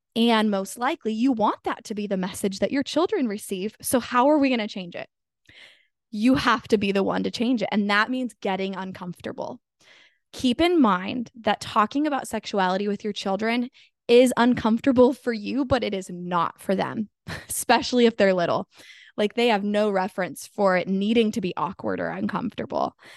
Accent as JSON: {"language": "English", "town": "Sacramento", "region": "California", "country": "United States", "said": "I'm from Sacramento, California"}